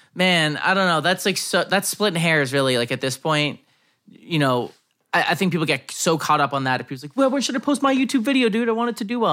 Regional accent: United States

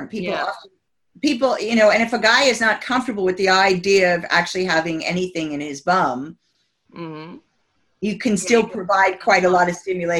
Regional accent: United States; moved away as an adult; I'm American. I've been here 27 years, but I spent the first 27 years of life in America

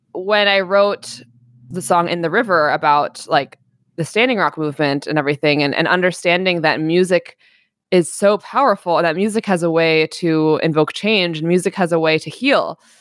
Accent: New York City, New York, United States; now in Long Beach, United States; I grew up in New York City, in Greenwich Village

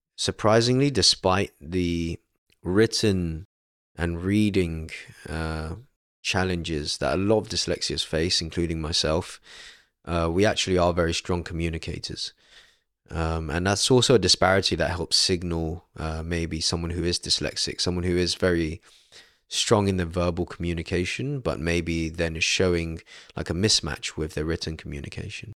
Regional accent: London, United Kingdom; born and raised in London, uh, outskirts of London in Stanmore

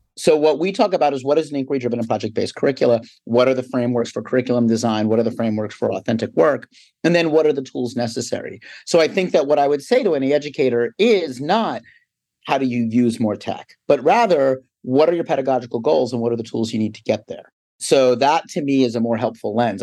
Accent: Philadelphia, Pennsylvania, United States; also born or lived in New York City; I'm from Philadelphia, grew up outside the city, I went to college inside the city

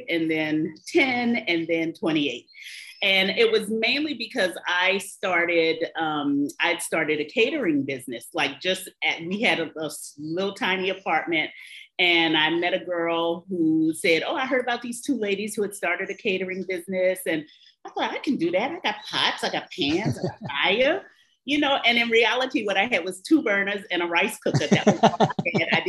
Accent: New Orleans, Louisiana, United States; also born or lived in Paris; I am originally from New Orleans

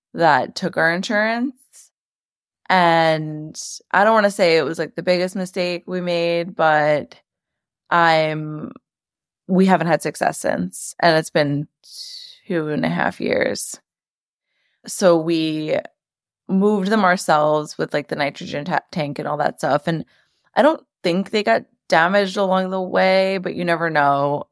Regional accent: New York City, New York, United States; also born or lived in Long Island, New York; I'm from New York, born and raised in Queens. Now I live on the South Shore of Long Island.

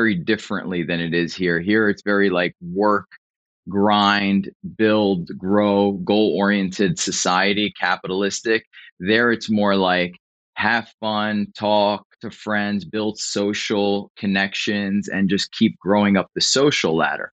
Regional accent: Philadelphia, Pennsylvania, United States; moved away as an adult; now in Florida, United States; born and raised in Philly, man, born and raised in South Philadelphia

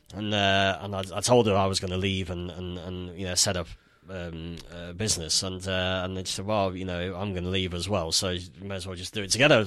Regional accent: Nottingham, East Midlands, United Kingdom; moved away as an adult; also born or lived in London / Netherlands; I'm from Nottingham originally

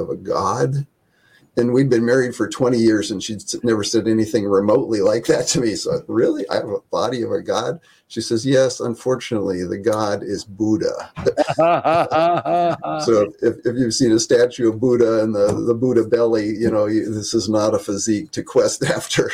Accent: Independence, Iowa, United States; moved away as an adult; also born or lived in northern Minnesota / California; Northeast Iowa, Independence, Iowa, little town of 5,000

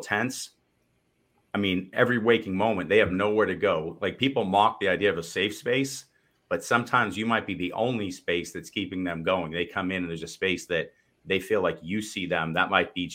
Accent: Boston, Massachusetts, United States; I'm from Boston as well

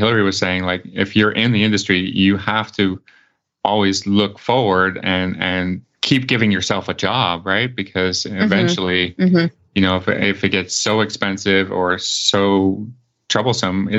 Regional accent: Canada; I'm Canadian

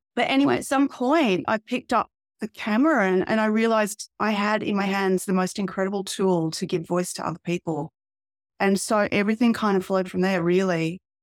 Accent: Albury, New South Wales, Australia; I come from a town called Aubrey, which is in regional Australia. It's about halfway between Melbourne and Sydney. and I grew up there

